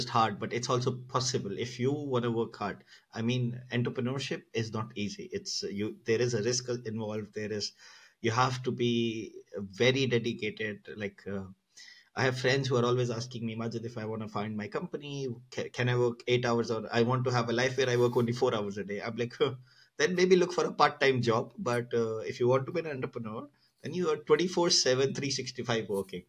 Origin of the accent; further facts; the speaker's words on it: Pakistan; I come from Pakistan